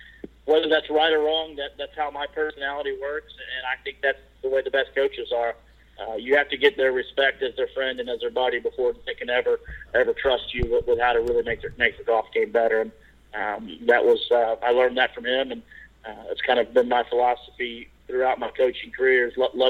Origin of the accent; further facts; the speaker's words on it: Memphis, Tennessee, United States; moved away as an adult; also born or lived in Dallas; I grew up in Memphis, Tennessee